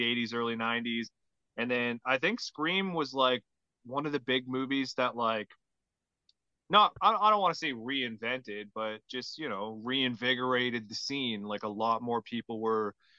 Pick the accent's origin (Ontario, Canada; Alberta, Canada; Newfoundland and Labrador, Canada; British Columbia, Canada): Newfoundland and Labrador, Canada; Carbonear; I grew up in Carbonear, Newfoundland, in like yeah. a small town